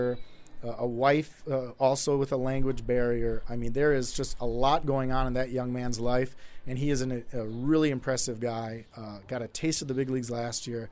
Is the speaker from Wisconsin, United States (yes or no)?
yes; Milwaukee, Wisconsin, United States; I grew up in Milwaukee.